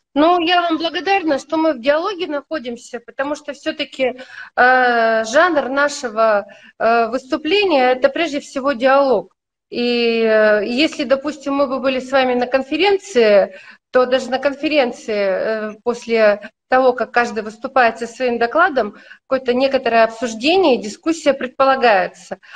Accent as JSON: {"language": "Russian", "town": "Yekaterinburg", "region": "Sverdlovsk Oblast", "country": "Russia", "said": "я из Екатеринбурга, у нас вот тогда это был очень мощный вуз"}